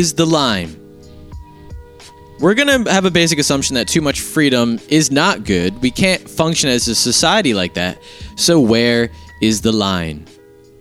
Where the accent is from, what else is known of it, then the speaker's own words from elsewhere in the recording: United States; I'm an American